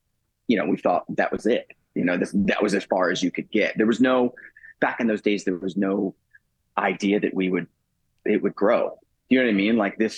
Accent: Tampa, Florida, United States; we grew up in Tampa, Florida, playing at a place called The Refuge, which was also a homeless shelter

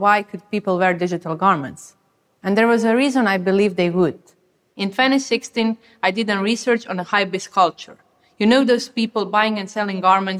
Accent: Croatia; I come from Croatia, a country that is nowhere on the fashion map

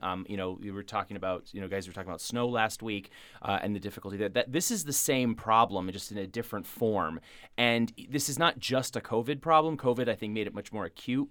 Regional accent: Springfield, Massachusetts, United States; I'm from Springfield

